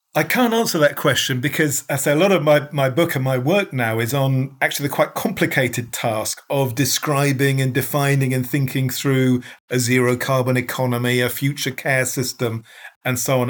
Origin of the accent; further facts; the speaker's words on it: United Kingdom; as a Brit